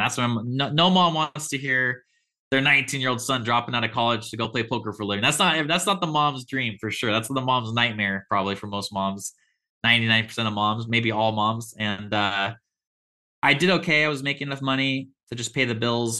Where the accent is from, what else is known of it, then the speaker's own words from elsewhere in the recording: Olympia, Washington, United States; I was born and raised in Olympia, Washington, which is an hour south of Seattle.